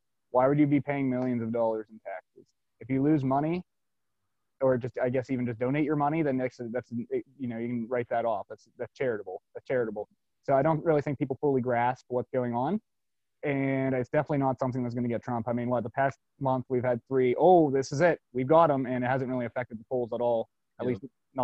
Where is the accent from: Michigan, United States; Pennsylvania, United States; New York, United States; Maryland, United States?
Pennsylvania, United States; Altoona; I'm from Altoona, Pennsylvania. It's right in the heartland of Pennsylvania